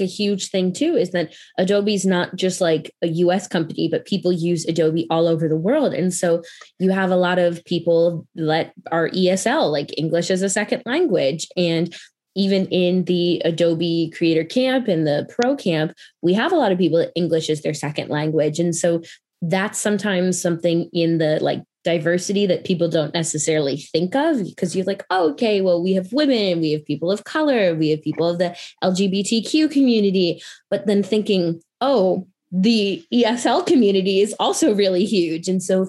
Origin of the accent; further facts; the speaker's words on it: Midwest, United States; also born or lived in North Carolina; I'm from the Midwest. I have a pretty basic accent, except there's certain words, like when I say Chicago, people are like, oh, now I hear the accent. But I went to school in North Carolina.